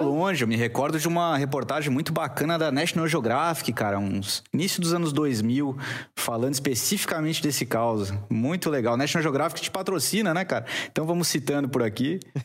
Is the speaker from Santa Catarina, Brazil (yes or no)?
yes; Florianópolis, Santa Catarina, Brazil; moved away as an adult; also born or lived in Chapada dos Guimarães, Mato Grosso; Eu sou manezinho aqui de Floripa, mas filho de gaúcha